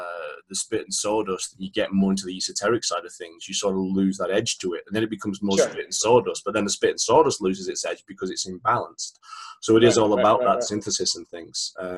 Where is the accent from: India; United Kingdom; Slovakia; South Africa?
United Kingdom; England; now in United States; In the States, because I was coming from England, it's a slightly different environment anyway.